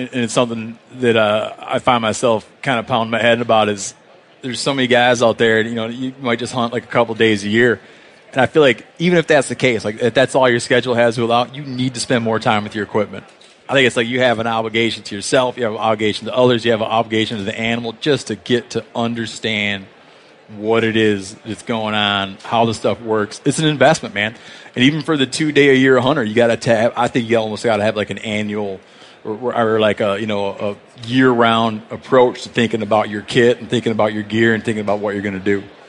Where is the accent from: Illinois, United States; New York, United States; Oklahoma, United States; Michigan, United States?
Michigan, United States; Like, I grew up in Michigan.